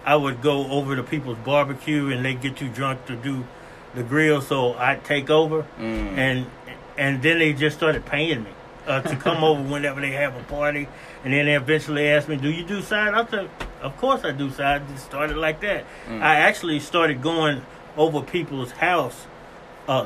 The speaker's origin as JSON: {"language": "English", "town": "Stuttgart", "region": "Arkansas", "country": "United States", "tie": "born or raised there", "also_born_or_lived": "St. Louis, Missouri", "said": "I was raised in Stuttgart, which is southern Arkansas"}